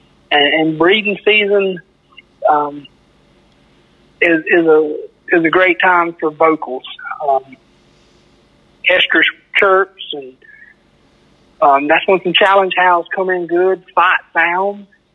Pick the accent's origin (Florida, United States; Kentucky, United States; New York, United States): Florida, United States; Perry; I'm from Perry, Florida.